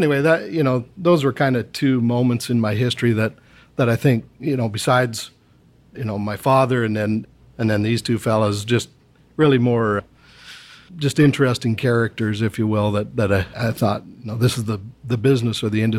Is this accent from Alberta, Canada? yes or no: yes; Edson, Alberta, Canada; moved away as an adult; also born or lived in Brooks, Alberta / Fox Creek, Alberta / Venezuela / Singapore; Started down in Sasford, and I was born in Brooks. Okay. And shortly after that, he was transferred to Edson, worked at the Edson gas plant. Spent a couple of years in Fox Creek